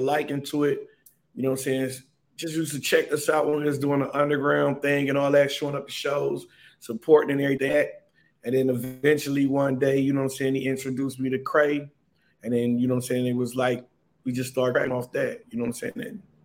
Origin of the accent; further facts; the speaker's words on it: Cleveland, Ohio, United States; We are from Cleveland